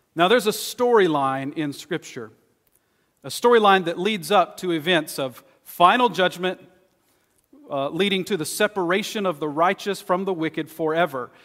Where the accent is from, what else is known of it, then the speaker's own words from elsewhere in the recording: East Texas, United States; where I grew up in East Texas.